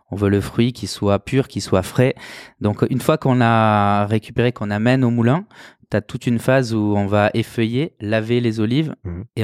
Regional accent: Greece; C'est la meilleure olive qu'on a chez nous en Grèce pour faire de l'huile d'olive.

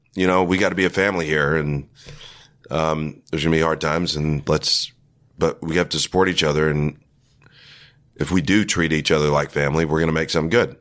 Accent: West Texas, United States; moved away as an adult; also born or lived in Austin / Los Angeles; this West Texas Counseling and Guidance Center in my hometown

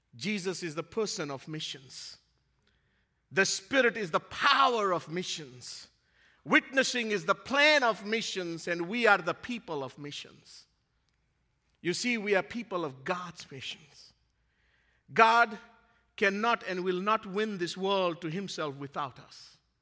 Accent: Fiji; moved away; my hometown in Fiji, where I grew up.

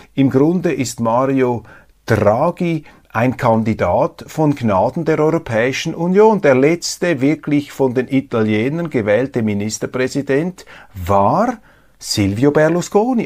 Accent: Switzerland; als Schweizer

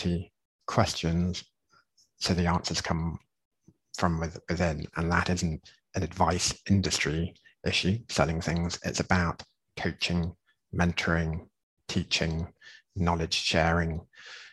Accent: England, United Kingdom; moved away; I'm being English

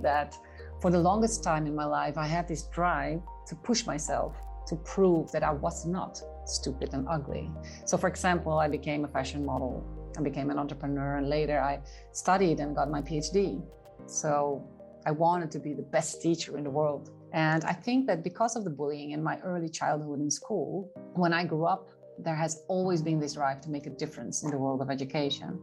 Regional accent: Haarlem, North Holland, Netherlands; Haarlem, the Netherlands

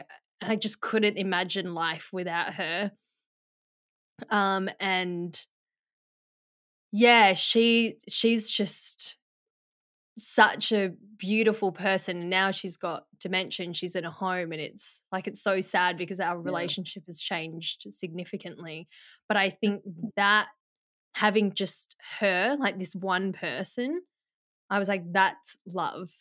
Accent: Perth, Western Australia, Australia; also born or lived in Melbourne, Victoria, Australia; we moved from Melbourne to Perth

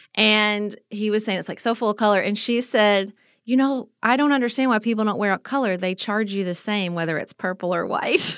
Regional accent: United States; an American who travels

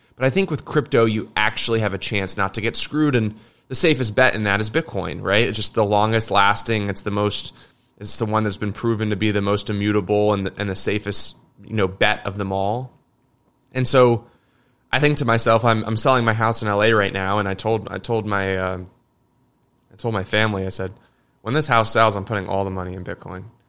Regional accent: United States; me as an American

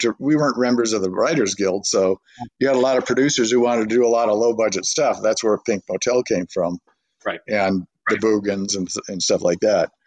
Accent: Burbank, California, United States; I grew up in Burbank, California

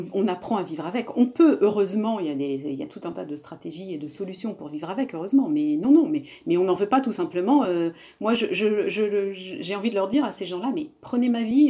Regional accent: Réunion; je suis réunionnaise et, et dans ma culture, les femmes supportent beaucoup sans, sans, rien dire non plus

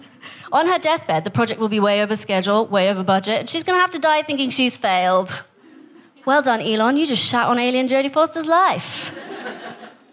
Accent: Staines, South East England, United Kingdom; also born or lived in Kenya / India; my family's from India, but I was born in Kenya, and then I grew up here in England

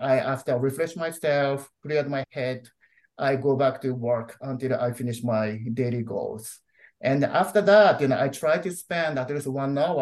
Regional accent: Japan; moved away as an adult; also born or lived in Chicago, United States / Kansas, United States / Boston, United States; now in El Paso, United States; I'm originally from Japan, but I'm currently a permanent resident of the United States of America

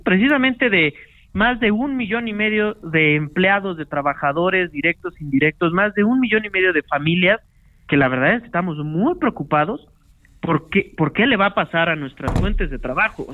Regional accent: Mexico; como mexicanos

